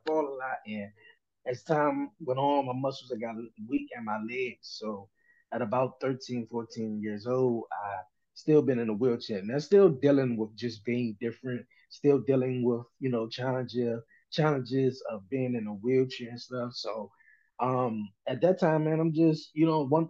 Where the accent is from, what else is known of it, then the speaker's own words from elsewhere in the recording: Washington, District of Columbia, United States; I'm from Washington, D.C., born and raised here all my life